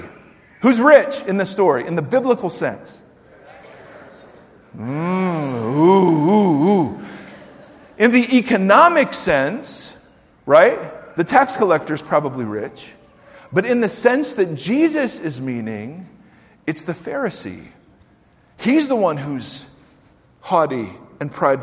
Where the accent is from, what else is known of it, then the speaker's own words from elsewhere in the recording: United States; as American Christians